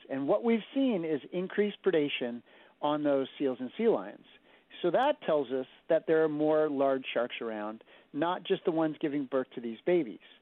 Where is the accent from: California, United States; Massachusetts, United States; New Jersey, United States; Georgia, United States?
Massachusetts, United States; Martha's Vineyard; moved away; I grew up on Martha's Vineyard, and my whole time growing up there